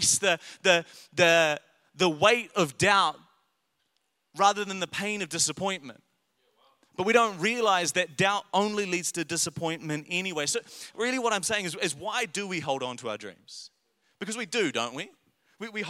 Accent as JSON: {"language": "English", "town": "Paraparaumu", "region": "Wellington", "country": "New Zealand", "tie": "born or raised there", "said": "I grew up in Wellington, in Paraparaumu, and it was a lower decile school"}